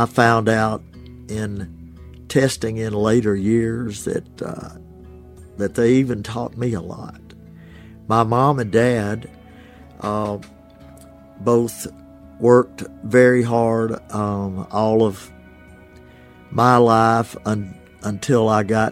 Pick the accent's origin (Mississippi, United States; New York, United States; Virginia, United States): Mississippi, United States; Ashland; born or raised there; now in Oxford, United States